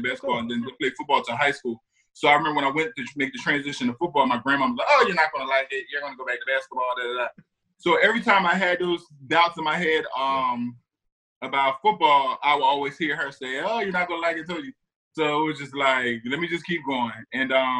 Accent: New Jersey, United States; I'm from South Jersey, so an Eagles fan I was

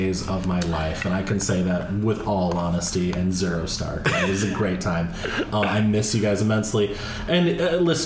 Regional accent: Omaha, Nebraska, United States; I grew up in Omaha, Nebraska

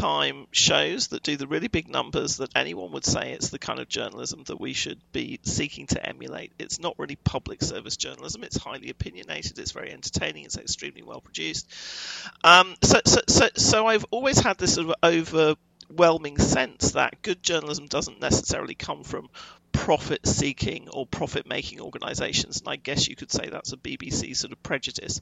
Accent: United Kingdom; moved away as an adult; now in United States; I'm European and I come from Britain

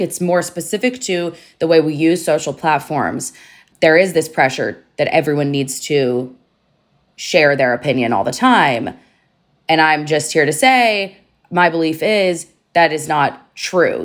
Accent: United States; especially as an American Jew

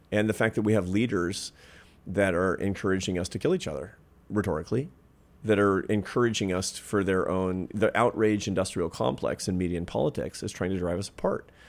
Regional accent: Pacific Northwest, United States; when I was a kid, for example, growing up in the Pacific Northwest

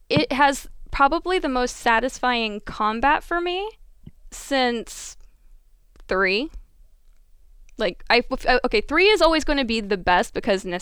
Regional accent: Midwest, United States; Growing up in the Midwest

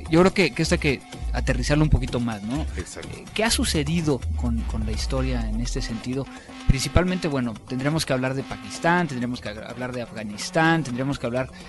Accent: Mexico

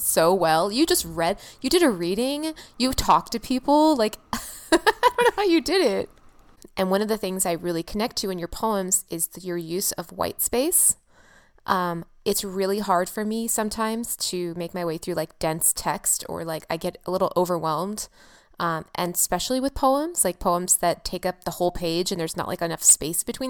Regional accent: California, United States; also born or lived in San Francisco / Los Angeles; I'm from California, I'm from San Francisco and LA.

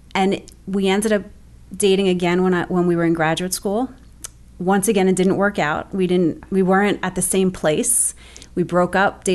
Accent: Bayonne, New Jersey, United States; I'm actually originally from Bayonne, which is where I still live right now. I actually live 30 blocks from where I grew up.

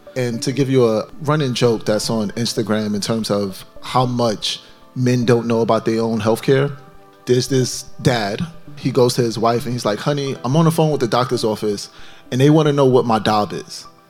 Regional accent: New York City, New York, United States; I'm from Brownsville, Brooklyn, New York, which has the most New York City projects per square foot in the entire United States. I have friends that were killed as I was growing up.

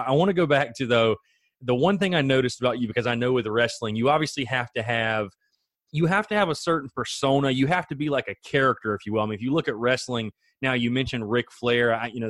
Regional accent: South Carolina, United States; I'm obviously from South Carolina, grew up

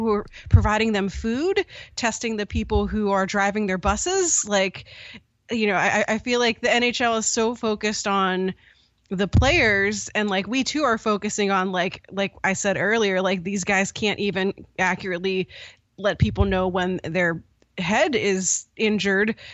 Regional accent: Pittsburgh, Pennsylvania, United States; I grew up in Pittsburgh

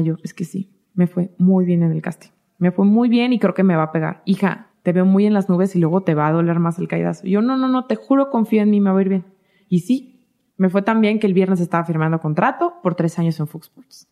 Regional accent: Michoacán, Mexico; somos de la de Michoacán

